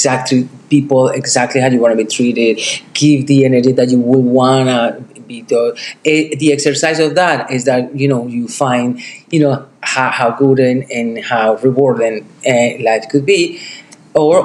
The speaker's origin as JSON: {"language": "English", "town": "Medellín", "region": "Antioquia", "country": "Colombia", "moved": "yes", "lives_now": "New York City, United States", "said": "I'm from Colombia."}